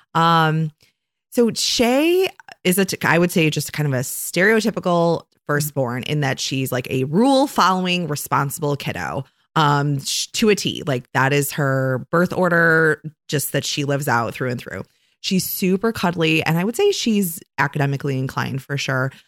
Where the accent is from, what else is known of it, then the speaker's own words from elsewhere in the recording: Oak Park, Illinois, United States; now in Saint Joseph, United States; I am originally from Chicago, a very near west suburb of Chicago called Oak Park